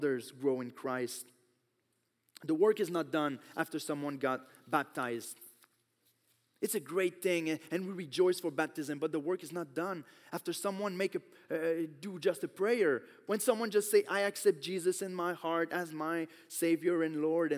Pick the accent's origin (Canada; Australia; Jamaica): Canada; Quebec; I grew up in Quebec, so almost everyone is Catholic